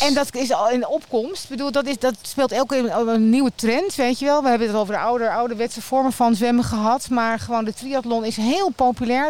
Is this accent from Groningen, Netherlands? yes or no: yes; Haren, Groningen, Netherlands; moved away; ik kom uit Groningen eh, in Haren. En mijn, mijn buitenbad waar ik gewoon opgegroeid ben